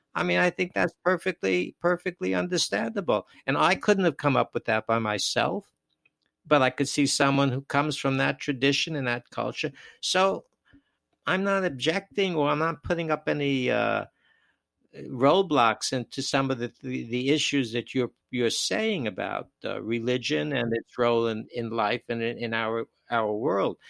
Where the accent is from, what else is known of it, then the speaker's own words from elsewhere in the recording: New York City, New York, United States; moved away; also born or lived in Wisconsin; I grew up in New York, of course, and in Brooklyn